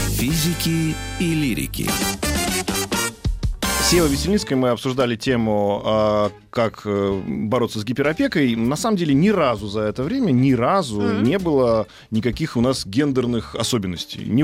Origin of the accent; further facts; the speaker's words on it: Lithuania; вот я выросла в Литве, там мне это даже не надо говорить, как я должна общаться со старшими.